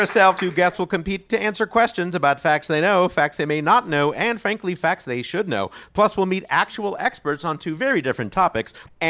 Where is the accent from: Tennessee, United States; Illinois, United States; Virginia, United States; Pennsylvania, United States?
Illinois, United States; Chicago; I also grew up in Chicago. It was a different different neighborhood and a different experience